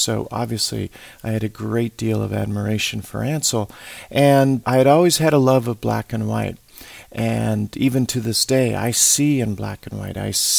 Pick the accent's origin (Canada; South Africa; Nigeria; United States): South Africa; also born or lived in Australia / Europe; I grew up in South Africa, in Australia, in Europe. My father worked for an oil company. We ended up living in many different parts of the world.